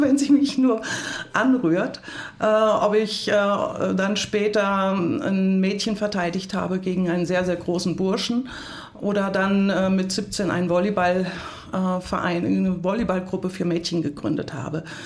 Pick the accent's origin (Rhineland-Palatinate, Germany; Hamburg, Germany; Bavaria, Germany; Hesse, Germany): Rhineland-Palatinate, Germany; Hunsrück; moved away; also born or lived in United States; Ich komme aus dem Hunsrück. das ist eine harte Gegend, ein hartes Klima. Und ich bin in einem sehr kompetitiven Umfeld mit drei Brüdern aufgewachsen.